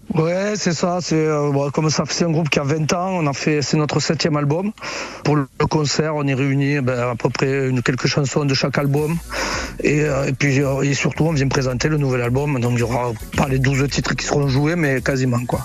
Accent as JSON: {"language": "French", "country": "France", "said": "je suis français"}